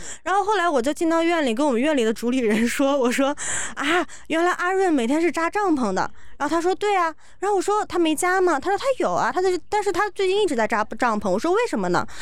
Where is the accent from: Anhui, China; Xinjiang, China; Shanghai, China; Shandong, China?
Shanghai, China; 我是上海来的